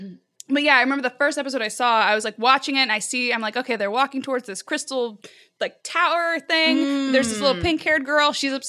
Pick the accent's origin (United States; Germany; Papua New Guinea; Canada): Germany; born there; So my mom's from France. I was born in Germany. I have a very international like upbringing because my dad was in the military.